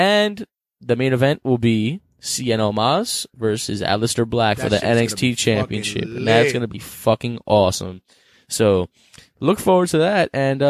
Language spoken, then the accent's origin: English; New York City, New York, United States; we're from the Big Apple